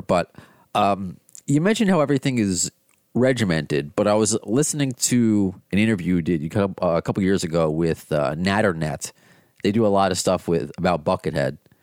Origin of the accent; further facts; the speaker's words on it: United States; I'm an American